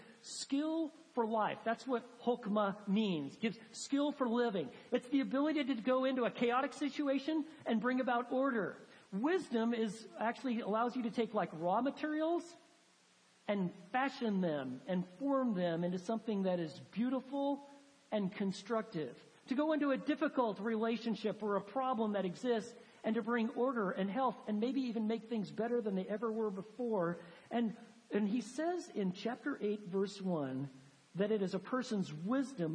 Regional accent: Texas, United States; Texans, we've got our own vocabulary. We have certain words like fixin' and y'all

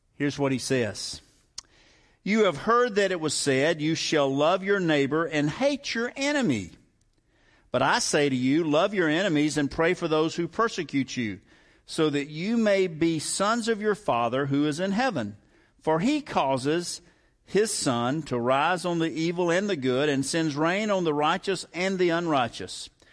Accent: the South, United States; I grew up in the South

